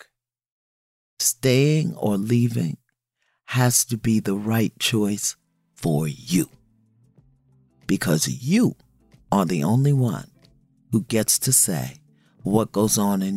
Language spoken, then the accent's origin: English; New York City, New York, United States; I'm from Brooklyn